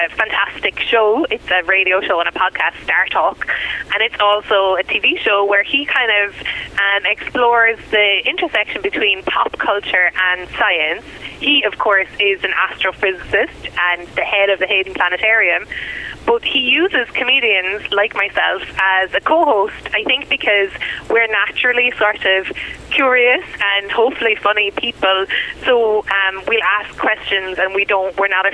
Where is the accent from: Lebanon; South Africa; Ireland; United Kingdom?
Ireland; moved away as an adult; now in United States; I'm a white immigrant and that I'm from Europe